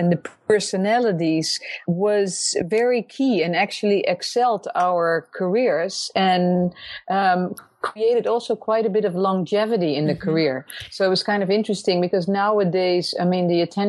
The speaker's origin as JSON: {"language": "English", "country": "Netherlands", "tie": "born or raised there", "also_born_or_lived": "New York", "moved": "as an adult", "said": "growing up in Holland"}